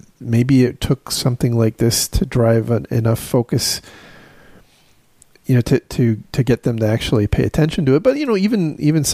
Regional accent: United States; as an American

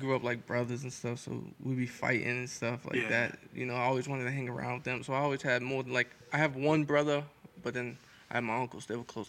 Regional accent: Lynn, Massachusetts, United States; I grew up in Lynn my whole life

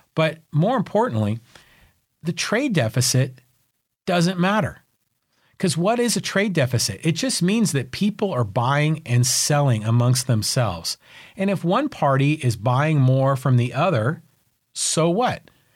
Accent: San Francisco, California, United States; now in San Diego, United States; I grew up in San Francisco and, you know, like Irish Catholic family

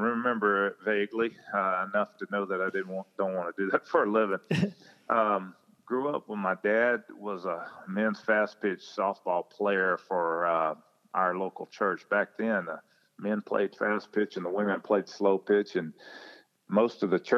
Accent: rural Mississippi, United States; now in Texas, United States; I've been in Texas for so long, I kind of feel like I'm half Texan now, but I grew up in the South in rural Mississippi and grew up on a farm. It was a dairy farm. Until I was 8 years old.

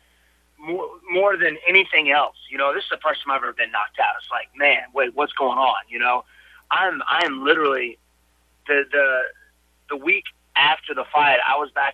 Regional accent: Greenville, South Carolina, United States; born or raised there

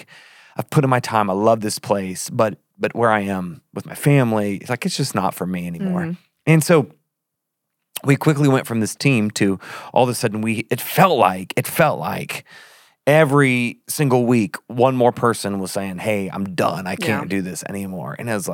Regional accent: Australia; I'm from Australia. Like, I put R's in my A's.

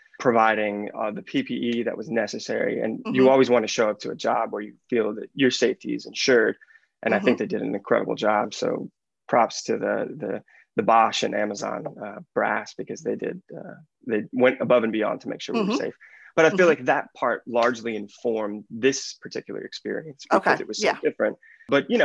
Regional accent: Lafayette, Louisiana, United States; I'm from Lafayette, Louisiana

